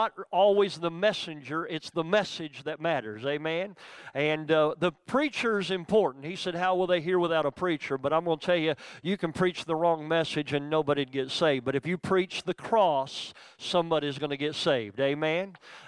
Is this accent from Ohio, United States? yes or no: yes; Youngstown, Ohio, United States; born there; I was actually born in the town where Randy's from. I was born in Youngstown.